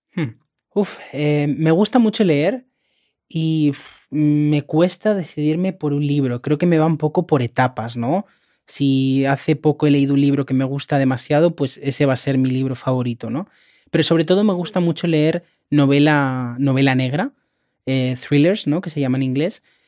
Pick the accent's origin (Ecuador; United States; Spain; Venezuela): Spain; Catalonia; first language Spanish; En mi casa siempre hemos hablado español, ¿no? Pero yo aprendí catalán en la escuela, de hecho en Cataluña se estudia siempre en catalán